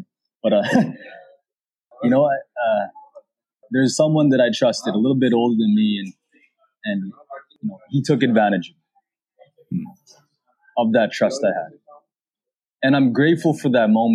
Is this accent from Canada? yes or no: yes; Canada; I'm a Filipino-Canadian, born in Canada